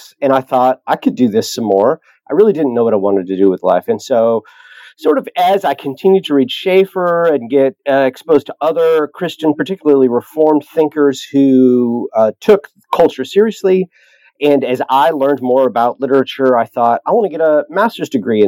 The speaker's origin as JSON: {"language": "English", "area": "the Antelope Valley", "region": "Southern California", "country": "United States", "said": "I'm from Southern California, the Antelope Valley"}